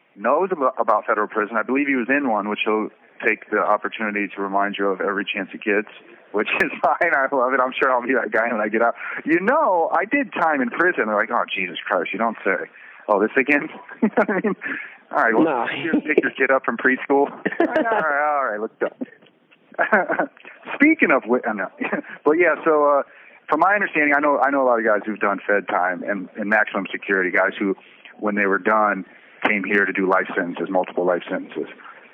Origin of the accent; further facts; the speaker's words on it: Detroit, Michigan, United States; also born or lived in Florida; When I came here, I'm from Detroit originally, but I came from Florida. I spent most of my time in Florida. People tried to call me Florida.